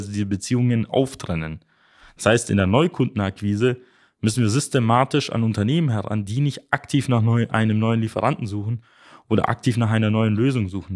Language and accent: German; Germany; bei uns in Deutschland